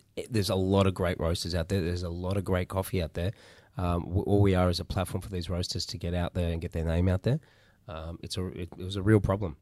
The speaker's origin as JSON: {"language": "English", "town": "Melbourne", "region": "Victoria", "country": "Australia", "tie": "born or raised there", "said": "I'm Melbourne born and bred. Uh, so I've been, I've been here for most of my life"}